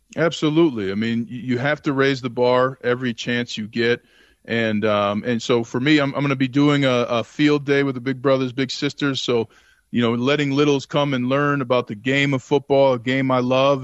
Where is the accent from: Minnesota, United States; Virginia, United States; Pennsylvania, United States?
Minnesota, United States; Saint Paul; I grew up in Saint Paul, Minnesota